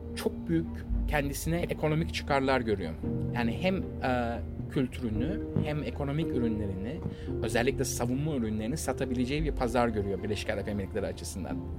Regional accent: Istanbul, Turkey; biz İstanbullular olaraktan yani e, Rus gemilerine aşinayız

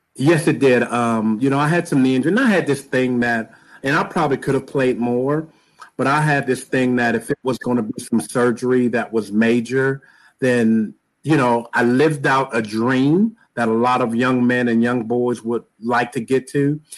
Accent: Pittsburgh, Pennsylvania, United States; I am from the great city of Pittsburgh, Pennsylvania

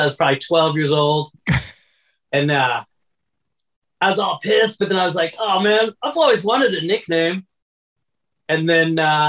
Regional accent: Phoenix, Arizona, United States; moved away as an adult; born and raised in Phoenix, Arizona.

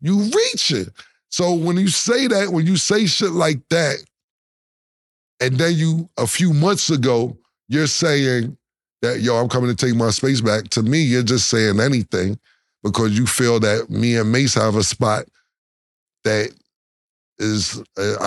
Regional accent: New York City, New York, United States; I'm from Harlem Uptown

